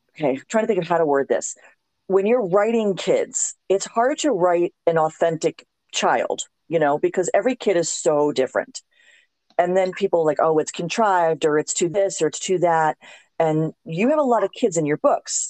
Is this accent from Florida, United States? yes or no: yes; South Florida, United States; moved away; also born or lived in Louisiana; I grew up in South Florida